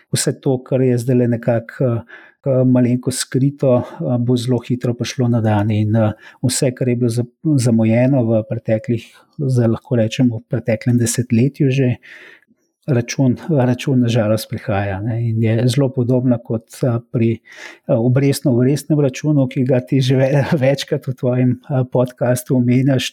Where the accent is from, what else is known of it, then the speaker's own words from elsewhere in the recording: Slovenia; Slovenci smo